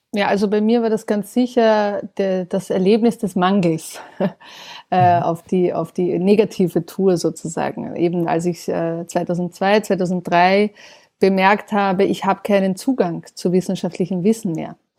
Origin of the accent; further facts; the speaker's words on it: Austria; in meinem Heimatland Österreich